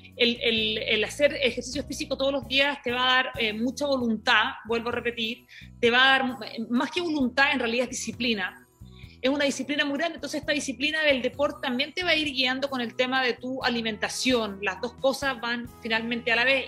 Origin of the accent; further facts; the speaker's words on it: Iquique, Tarapacá, Chile; moved away; Yo eh, vengo desde Chile, eh, me crié en Iquique, en un lugar eh, que era muy chiquito, una región de, de, Chile